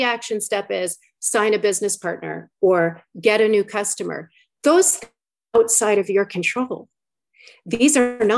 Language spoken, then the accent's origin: English; New York, United States; I'm from New York